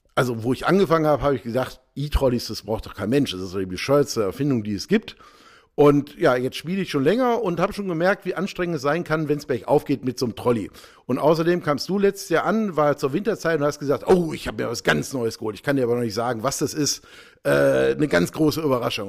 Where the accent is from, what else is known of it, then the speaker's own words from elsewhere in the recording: Ruhr area, North Rhine-Westphalia, Germany; selbst im Ruhrpott, wo ich herkomme